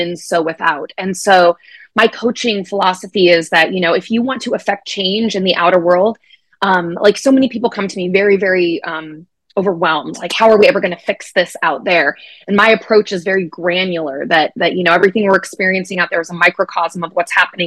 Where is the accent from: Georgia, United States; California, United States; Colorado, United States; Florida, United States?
Colorado, United States; now in Minnesota, United States; I was born and raised in Colorado. I'm a sixth generation native.